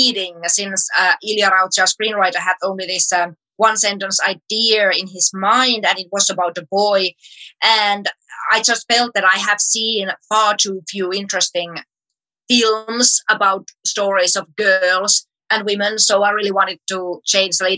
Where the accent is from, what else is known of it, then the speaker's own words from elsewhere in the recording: Finland; from Finland